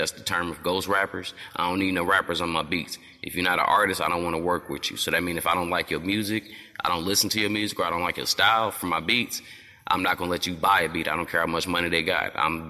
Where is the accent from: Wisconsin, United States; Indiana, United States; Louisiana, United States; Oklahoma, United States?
Indiana, United States; South Bend; I'm from South Bend, Indiana.